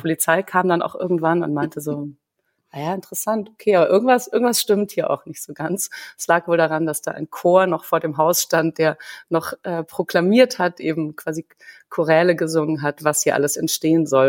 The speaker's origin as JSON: {"language": "German", "town": "Munich", "region": "Bavaria", "country": "Germany", "tie": "born or raised there", "also_born_or_lived": "Greiffenberg / Berlin", "moved": "yes", "said": "ich selber bin in München geboren. Meine Eltern haben sich zwar in Köln kennengelernt. Also ich bin keine typische Bayerin"}